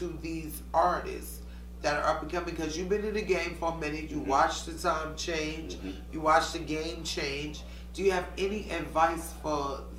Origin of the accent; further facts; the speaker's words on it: Yonkers, New York, United States; I'm from Yonkers.